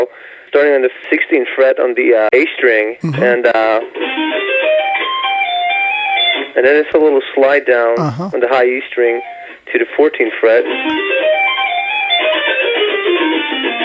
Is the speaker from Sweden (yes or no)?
yes; Sweden; moved away as an adult; now in Ohio, United States; I'm becoming probably the first Swedish redneck